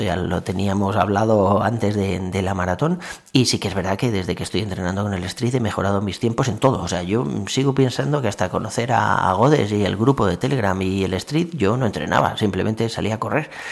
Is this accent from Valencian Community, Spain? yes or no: yes; Valencia, Valencian Community, Spain; moved away as an adult; now in Tres Cantos, Spain; yo soy de Valencia, o sea, he estado viviendo allí toda la vida